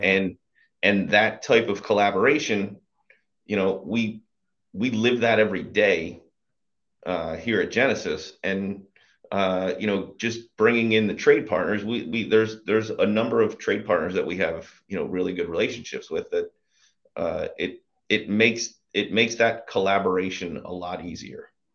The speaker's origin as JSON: {"language": "English", "area": "Bucks County, outside Philadelphia", "region": "Pennsylvania", "country": "United States", "tie": "born or raised there", "said": "Grew up just right outside of Philadelphia in, in Bucks County"}